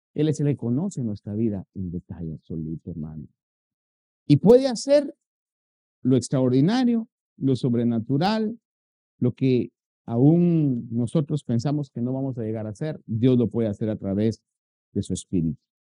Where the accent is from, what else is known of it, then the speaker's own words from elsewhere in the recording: Guatemala; moved away; los guatemaltecos tenemos una comida que se llama chuchito.